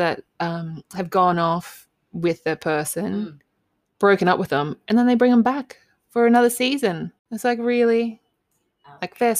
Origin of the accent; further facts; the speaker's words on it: Cloncurry, Queensland, Australia; moved away as an adult; I'm so proud of my hometown. I really loved Cloncurry and growing up there.